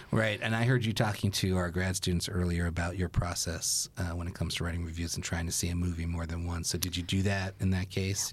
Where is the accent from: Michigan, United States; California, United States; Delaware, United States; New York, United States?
New York, United States; New York City; I grew up in Brooklyn